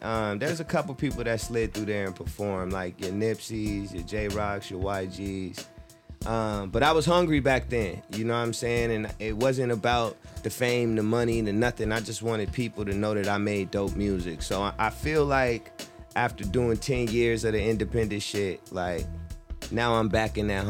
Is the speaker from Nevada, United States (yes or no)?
yes; Las Vegas, Nevada, United States; also born or lived in Flint, Michigan; Yeah. And I was pretty much raised in Vegas. That's where I spent most of my years.